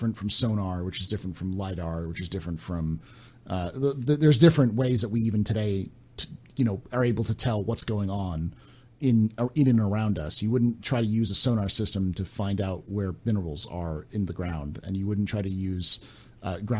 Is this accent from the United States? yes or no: yes; California, United States; I grew up in California